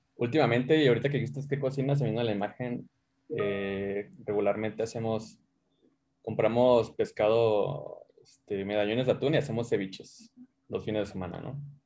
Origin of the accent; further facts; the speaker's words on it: Mazatlán, Sinaloa, Mexico; now in Mexico City, Mexico; Yo soy de Mazatlán.